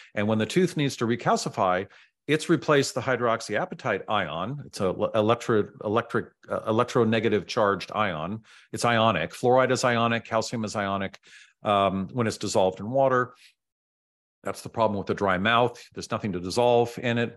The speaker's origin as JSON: {"language": "English", "town": "San Francisco", "region": "California", "country": "United States", "tie": "born or raised there", "also_born_or_lived": "Silicon Valley", "said": "I grew up in San Francisco"}